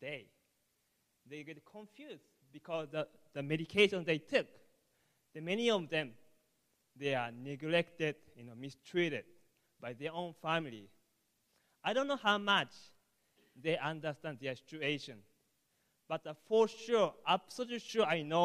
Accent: Japan; English is a second language; moved away; I'm from Japan, so sorry about my English

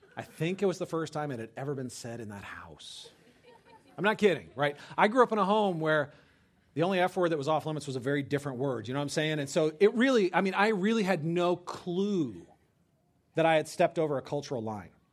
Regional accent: California, United States; moved away as an adult; I grew up in California

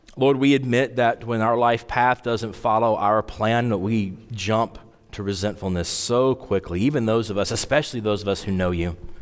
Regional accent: Wyoming, United States; I grew up in Wyoming, and we had to take Wyoming history, like, every year

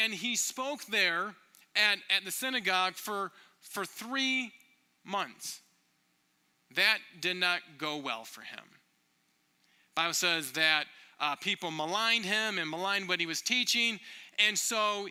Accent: Michigan, United States; now in Minneapolis, United States; I grew up in Michigan

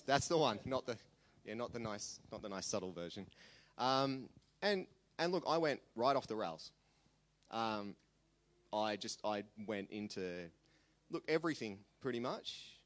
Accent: Sydney, New South Wales, Australia; also born or lived in Armidale, New South Wales; I was raised on the North Shore in Sydney.

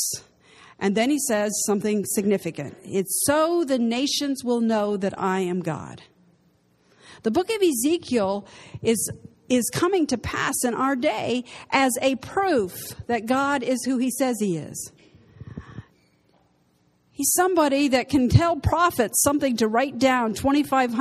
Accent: United States; moved away as an adult; now in Israel; in America, where I grew up in the United States

